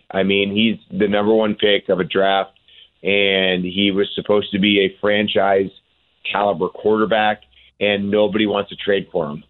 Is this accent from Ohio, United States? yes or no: yes; Cleveland, Ohio, United States; Cleveland, my hometown